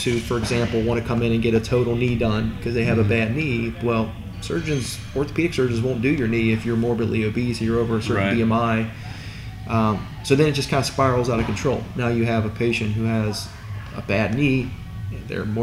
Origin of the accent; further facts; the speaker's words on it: Independence, Kentucky, United States; also born or lived in Atlanta area, Georgia / Michigan; I grew up in Independence, right down the road.